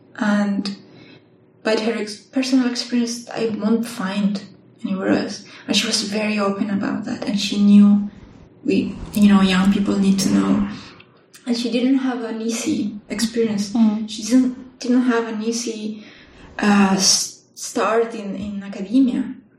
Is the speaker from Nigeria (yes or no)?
no; La Serena, Coquimbo, Chile; now in Bonn, Germany; So I'm from Chile. I did my undergraduate in my hometown in La Serena, which is a town known for astronomy, for TAS observatories.